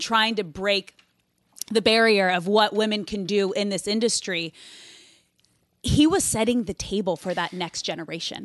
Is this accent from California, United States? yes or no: yes; Manhattan Beach, California, United States; growing up in Manhattan Beach